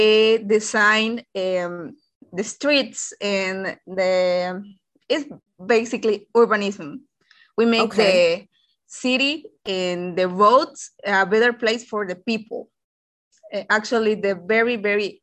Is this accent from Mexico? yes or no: yes; Yucatán, Mexico; I'm from Mexico and Yucatan, for being more specific.